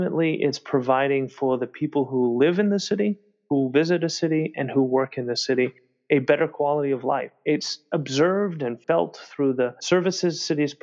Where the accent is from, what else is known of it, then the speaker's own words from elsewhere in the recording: Boston, Massachusetts, United States; Boston, my hometown